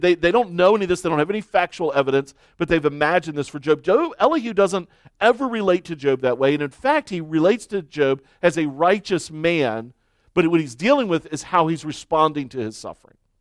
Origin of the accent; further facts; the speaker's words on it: United States; as American Christians